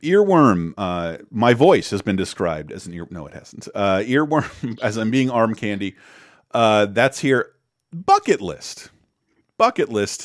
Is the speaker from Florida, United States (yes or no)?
yes; North Florida, United States; I'm from North Florida, which is different from Orlando, Florida, and Miami, Florida